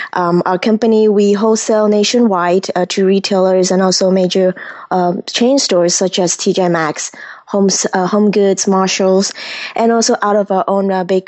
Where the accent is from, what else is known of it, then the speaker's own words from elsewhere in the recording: Kuala Lumpur, Malaysia; moved away as an adult; now in United States; I grew up in Malaysia at the heart of big city Kuala Lumpur, where the big twin tower is. And I came to United States at 18 to study aerospace engineering.